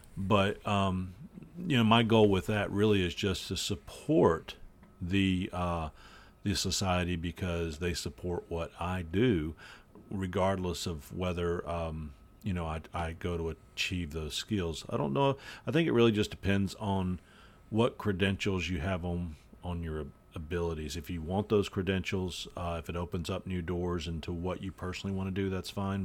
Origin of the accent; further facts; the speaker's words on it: North Carolina, United States; I'm from North Carolina